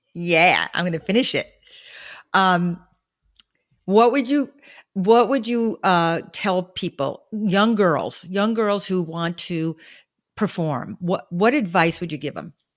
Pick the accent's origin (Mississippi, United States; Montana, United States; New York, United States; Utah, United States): New York, United States; New York City; I'm from Flatbush